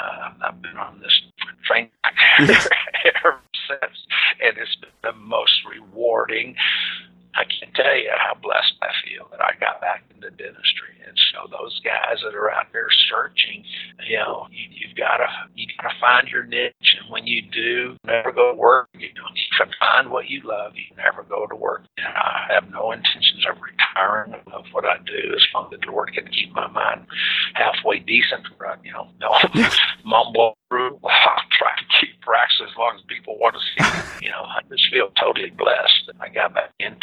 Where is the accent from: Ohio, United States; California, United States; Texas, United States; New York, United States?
Texas, United States; Dallas; also born or lived in San Antonio, Texas; I grew up in Dallas with the Cowboys when I was in high school